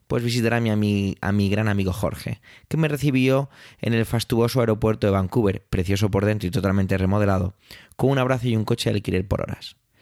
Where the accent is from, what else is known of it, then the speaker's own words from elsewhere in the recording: Spain; Yo como español